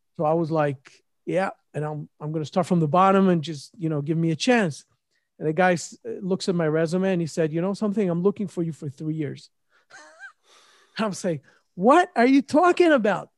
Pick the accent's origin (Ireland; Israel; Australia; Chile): Israel; moved away; also born or lived in Memphis, United States / New York, United States; I'm originally from Israel